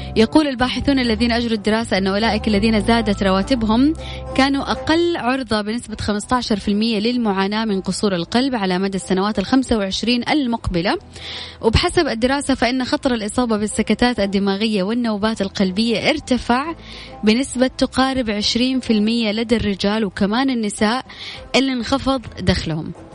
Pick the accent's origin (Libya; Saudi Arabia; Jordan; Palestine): Saudi Arabia; Jeddah, Makkah Province; أنا من جدة